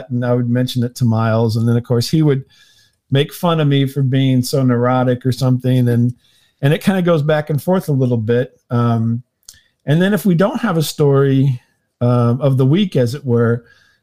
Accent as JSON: {"language": "English", "town": "St. Louis", "region": "Missouri", "country": "United States", "said": "I'm from the St. Louis area, St. Louis, Missouri"}